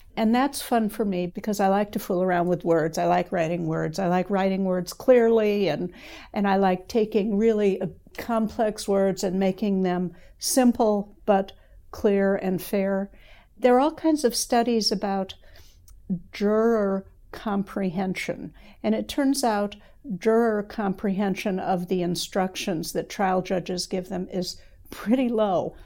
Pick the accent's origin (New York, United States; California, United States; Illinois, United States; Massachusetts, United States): Illinois, United States; Evanston; born or raised there; moved away as an adult; also born or lived in Madison, Wisconsin; now in Lexington, United States